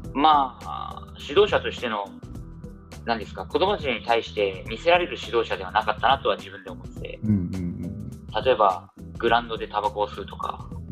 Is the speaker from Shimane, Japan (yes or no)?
no; Saitama, Japan; moved away as an adult; also born or lived in Shanghai, China; now in Suzhou, China; 自分は埼玉出身なんで東京にも近かったんで